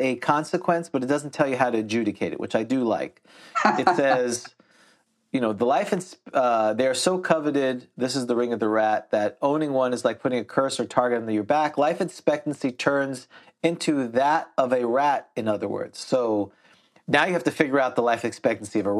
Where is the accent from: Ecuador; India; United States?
United States; our American is way better than all the other English derivatives